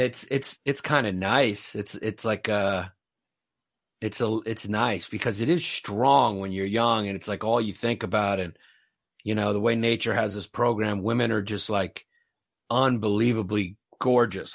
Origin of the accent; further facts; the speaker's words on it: New York City, New York, United States; now in Northern Westchester, United States; I grew up in New York in the eighties and nineties